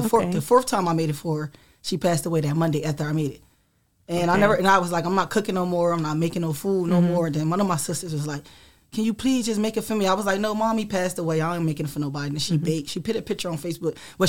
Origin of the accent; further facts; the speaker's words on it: Trenton, New Jersey, United States; I was born here, born and raised.